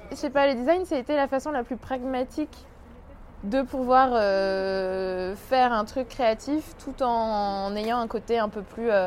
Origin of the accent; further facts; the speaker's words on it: France; also born or lived in Australia; je suis née en Australie. Et je suis arrivée en France quand j'avais deux ans. Et euh, j'ai passé 12 euh, ans de ma vie en banlieue.